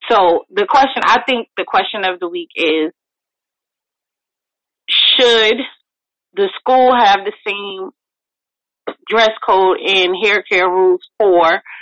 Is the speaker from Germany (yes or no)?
no; New York, United States; born or raised there; also born or lived in Jamaica